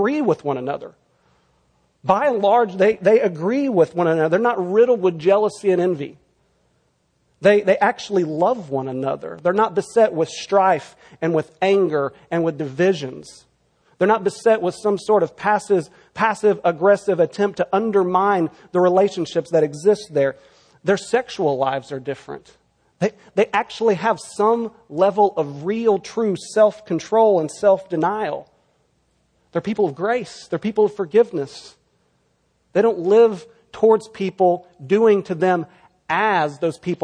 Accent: Texas, United States; now in California, United States; my home state of Texas

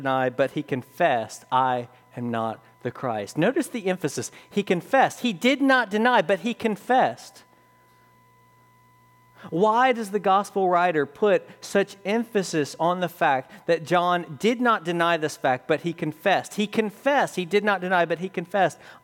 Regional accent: the South, United States; I'm from the South

